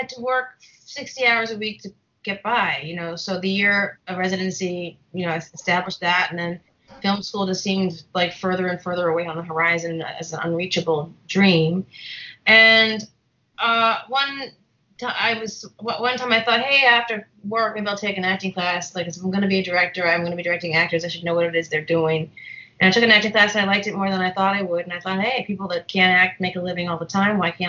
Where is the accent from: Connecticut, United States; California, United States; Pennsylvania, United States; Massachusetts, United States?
Massachusetts, United States; Boston; moved away; I grew up in Boston. I'm from Boston